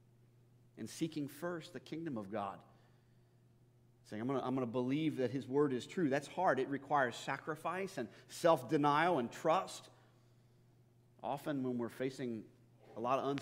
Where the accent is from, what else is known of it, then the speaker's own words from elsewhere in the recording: United States; American Christians